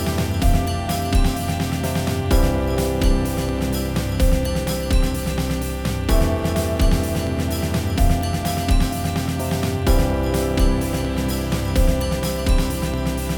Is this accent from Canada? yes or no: yes; Canada; moved away as an adult; also born or lived in Fuzhou, China / Guangzhou, China / Poland; suburban sprawl, as that's where I kind of grew up and was living in 2006, at least, in Canada